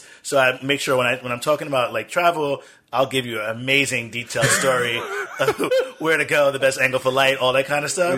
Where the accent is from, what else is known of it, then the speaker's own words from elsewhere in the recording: United States; We've been here for over eight generations, mm-hmm. at least eight generations I can document. I'm more American than most people are American.